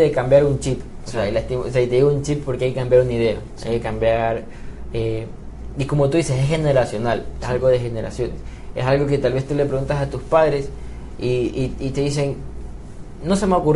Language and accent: Spanish; Ecuador; vivimos en New York, o sea, no somos nadie de esas personas, somos ecuatorianos, somos guayaquileños, manabas, quiteños, lojanos